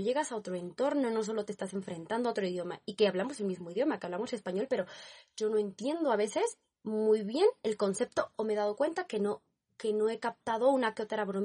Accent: Barcelona, Catalonia, Spain; eh, vengo de España, Barcelona.

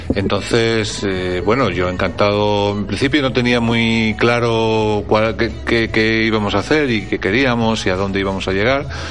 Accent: Spain; moved away as an adult; now in Strasbourg, France; yo soy un profesor español

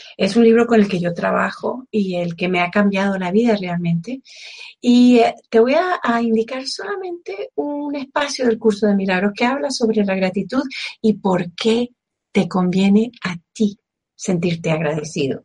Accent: Venezuela; como venezolana que soy

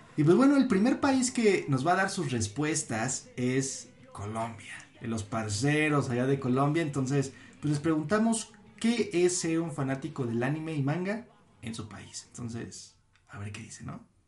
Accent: Mexico; somos privilegiados, tan, como mexicanos, en el hecho de, de ser amantes y, y seguidores del anime aquí en México

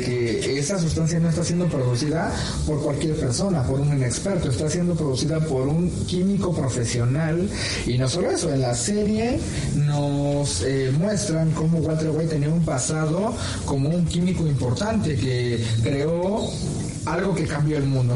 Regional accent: Mexico; also born or lived in Mexico City; nosotros como mexicanos

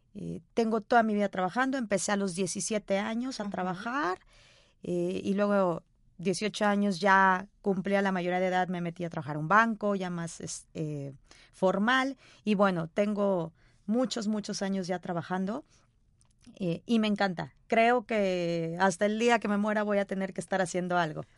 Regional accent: Sonora, Mexico; now in Guadalajara, Mexico; soy sonorense de nacimiento, pero tapatía de corazón.

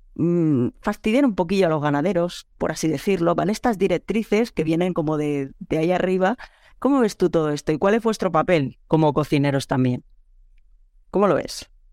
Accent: Catalonia, Spain; moved away as an adult; also born or lived in Lleida; now in France; como buena catalana

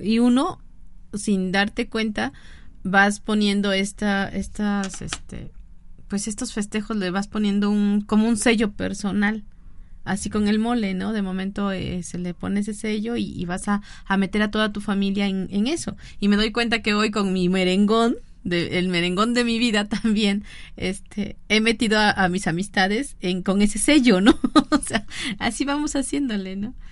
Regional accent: Mexico; festejo mi revolución, festejo mi independencia

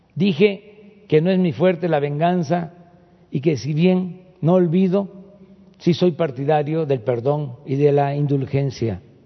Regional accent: Tepetitán, Tabasco, Mexico; desde mi pueblo, desde Tepetitán

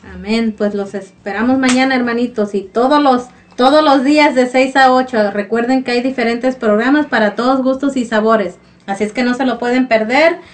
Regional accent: Mexico; nosotros como mexicanos

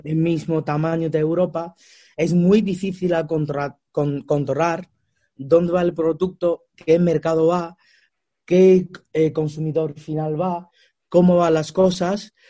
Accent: China; Spanish is a second language; moved away as an adult; also born or lived in Australia; now in Spain; yo nací en China y luego vivía muchos años en Australia

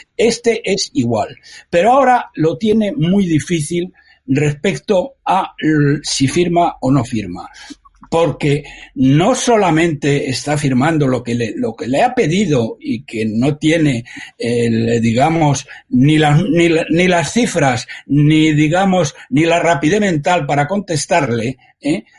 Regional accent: Madrid, Community of Madrid, Spain; como madrileño que soy

